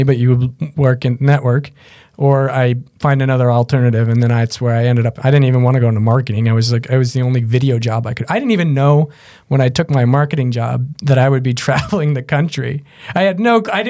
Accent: Grimes, Iowa, United States; also born or lived in Des Moines, Iowa; I grew up in Grimes, and then my dad's worked at Drake University for over 40 years now. So I grew up on the Drake campus

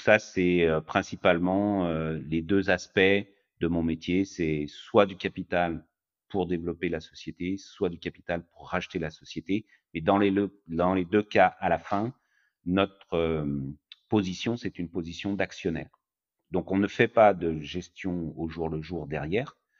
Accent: France; moved away as an adult; also born or lived in Chicago, United States; now in United States; j'ai grandi en France, j'ai fait toutes mes études en France.

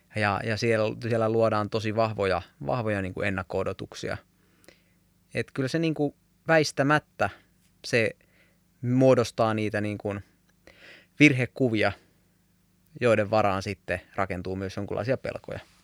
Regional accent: Ostrobothnia, Finland; moved away; also born or lived in Southern Finland (Helsinki); kun muutin Pohjanmaalta Etelä-Suomeen

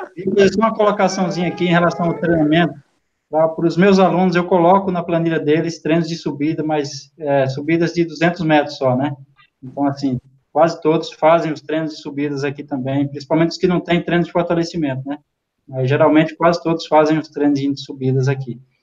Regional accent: Pernambuco, Brazil; moved away; pessoal da minha terra

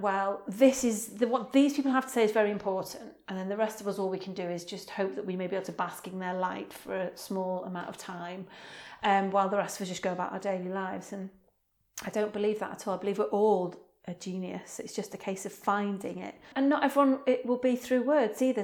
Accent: Wrexham, Wales, United Kingdom; I am a poet from Wrexham, North Wales

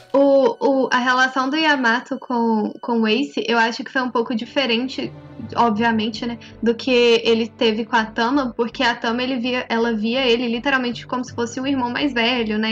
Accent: Minas Gerais, Brazil; Eu sou de Minas.

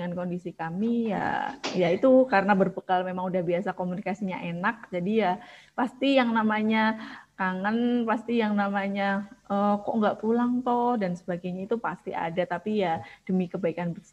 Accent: Kudus, Central Java, Indonesia; yang sebenarnya aku bukan salah tiga aku dari Kudus Pantura gitu kan

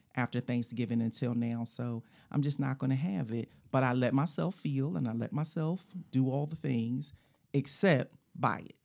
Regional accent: Philadelphia, Pennsylvania, United States; when we were growing up in Philly

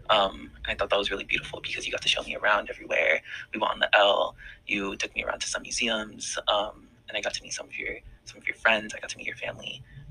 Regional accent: Hawthorne, California, United States; moved away as an adult; now in Kalamazoo, United States; I'm from Los Angeles, California, specifically Hawthorne.

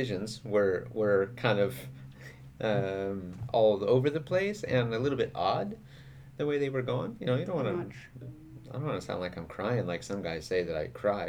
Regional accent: California, United States; moved away; also born or lived in Europe; we grew up in it in California, so we're kind of used to it. But when you've been in Europe for a while

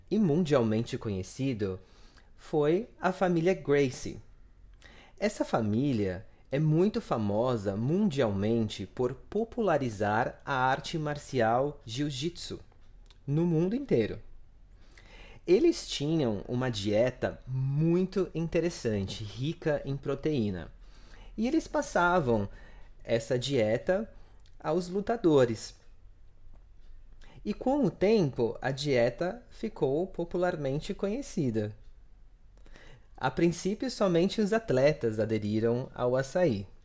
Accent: São Paulo, Brazil; pois eu sou de São Paulo e aqui em São Paulo eu nunca comi o verdadeiro açaí.

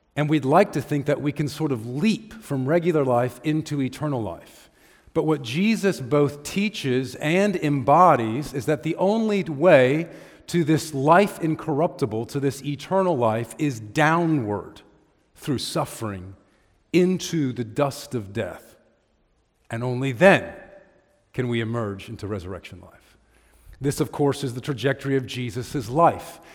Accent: United States; we as American Christians

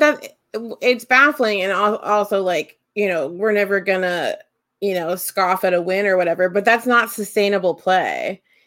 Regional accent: Ohio, United States; also born or lived in Westerville, Ohio; I grew up in the heart of Amish country

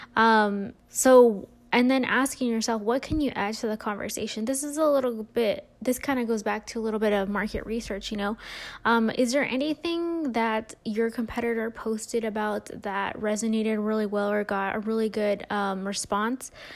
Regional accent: California, United States; now in Las Vegas, United States; I'm originally from California, but I'm in the Vegas area.

